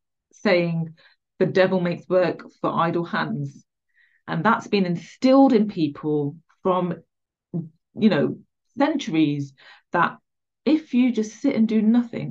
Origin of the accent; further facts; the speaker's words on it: England, United Kingdom; I was born in England, so I'm English.